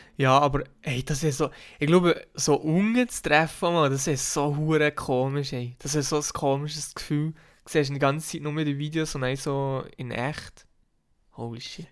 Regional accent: Switzerland; bei uns in der Schweiz

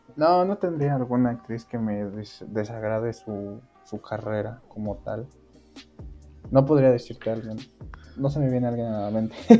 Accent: Mexico; soy originario de México.

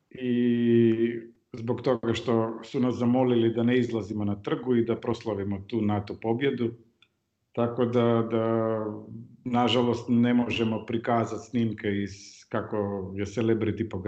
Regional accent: North Macedonia; ja sam rođen u, u Jugoslaviji, živeo sam u Firom, onda sad Sjeverna Makedonija

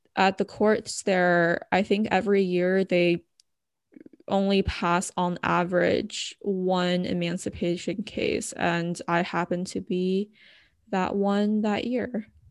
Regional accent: Bay Area, California, United States; moved away as an adult; also born or lived in Los Angeles, United States; now in San Diego, United States; I was originally from the Bay Area

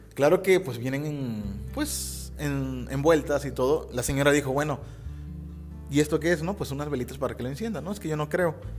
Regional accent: Mexico; aquí en México

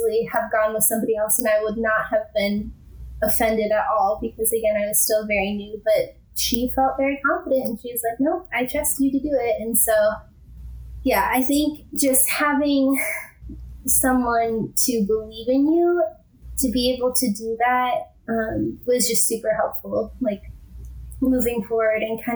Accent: Midwest, United States; moved away as an adult; also born or lived in Minnesota / the South / southern Utah; now in Utah, United States; growing up in the Midwest and being so landlocked

